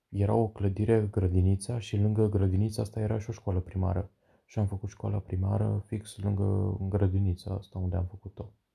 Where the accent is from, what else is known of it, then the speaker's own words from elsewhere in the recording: Pitești, Argeș, Romania; sunt din Pitești, Argeș